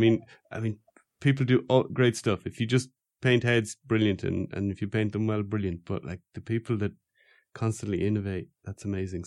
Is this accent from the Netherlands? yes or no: no; Ireland; I'm Irish